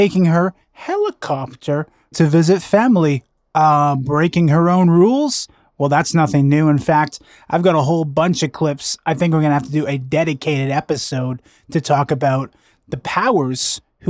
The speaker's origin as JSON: {"language": "English", "town": "Vancouver", "region": "British Columbia", "country": "Canada", "tie": "born or raised there", "said": "a Vancouver restaurant, my hometown."}